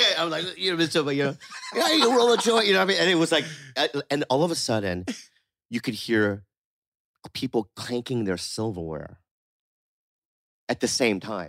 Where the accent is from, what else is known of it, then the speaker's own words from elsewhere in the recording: San Diego, California, United States; also born or lived in Poway / La Jolla; I grew up in San Diego